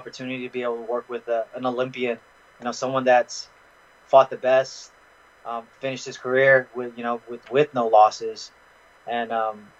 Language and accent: English; San Francisco Bay Area, California, United States; I am from the Bay, so I do listen to Bay Area hip hop